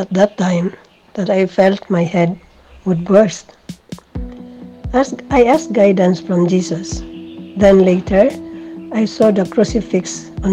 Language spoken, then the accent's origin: English; Philippines; from the Philippines